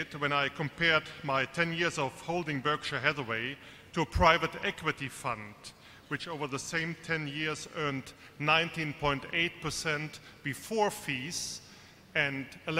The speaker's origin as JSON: {"language": "English", "town": "Bonn", "region": "North Rhine-Westphalia", "country": "Germany", "second_language": "English", "said": "from Bonn, Germany."}